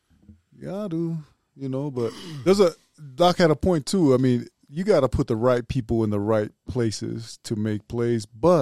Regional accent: New Zealand; We're from New Zealand.

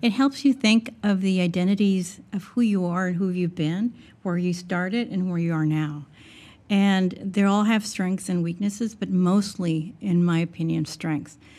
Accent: South Texas, United States; I'm from South Texas, and 95% of the individuals in my two areas that I live in are Hispanic

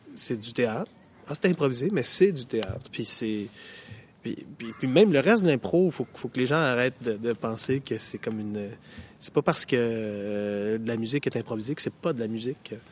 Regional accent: Montreal, Quebec, Canada; chez nous, au Québec, euh, à Montréal

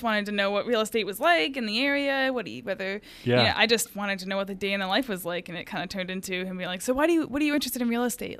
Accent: Oakland, Tennessee, United States; So I was born just outside of Memphis, Tennessee, in Oakland. I grew up on a 7-acre llama farm.

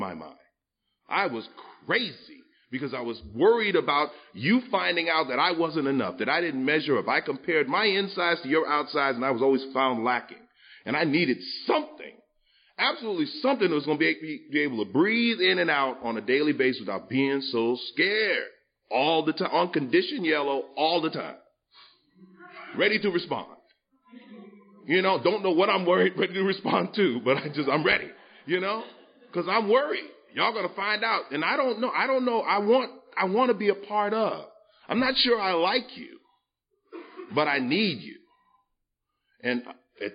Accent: New York, United States; I grew up in New York, you know, where they make it, South Bronx

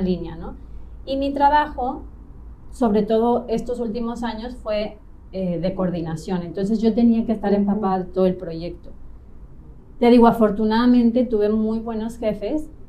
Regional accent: Mexico City, Mexico; moved away as an adult; now in Playa del Carmen, Mexico; tengo 38 años, soy de Ciudad de México

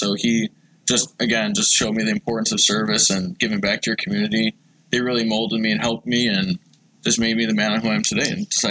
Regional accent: Grand Island, New York, United States; I'm a Grand Island guy. I grew up here in Western New York, was born and raised... families from here and come from a big military family.

